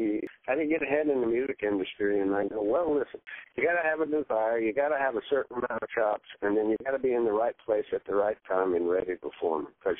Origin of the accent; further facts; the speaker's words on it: Dunedin, Florida, United States; also born or lived in Tarpon Springs, Florida; when I first moved to Florida, my family moved to Tarpon Springs, but I basically grew up in a little town called Dunedin, Florida.